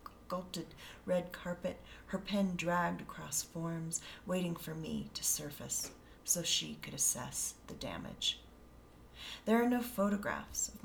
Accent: Colorado, United States; also born or lived in Denver; me growing up in Colorado

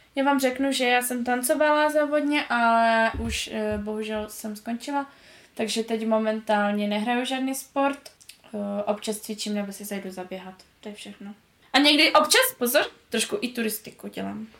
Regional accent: Řeka, Moravian-Silesian Region, Czechia; born or raised there; also born or lived in Karviná

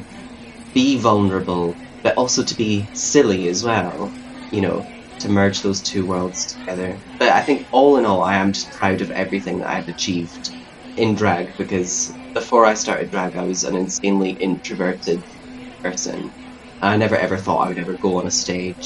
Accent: the Highlands, Scotland, United Kingdom; moved away as an adult; now in Glasgow, United Kingdom

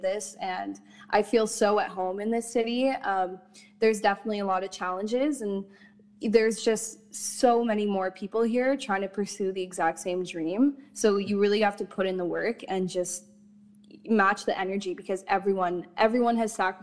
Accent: Ottawa, Ontario, Canada; now in Toronto, Canada; Growing up in Ottawa, it's a beautiful, beautiful city, but I felt quite restricted creatively

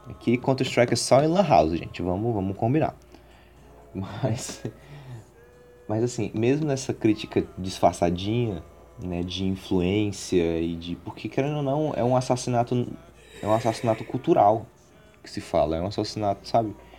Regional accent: Ceará, Brazil; somos cearenses

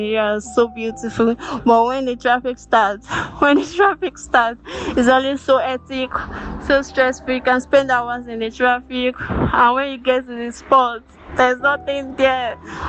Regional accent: Lagos, Nigeria; I reside at Agege in Lagos State. I'm also an indigenous of Lagos, born and brought up in Lagos as well.

